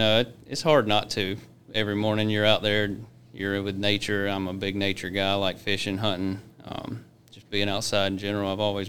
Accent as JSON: {"language": "English", "town": "Ash", "region": "North Carolina", "country": "United States", "said": "I'm from Ash. That's where my house is."}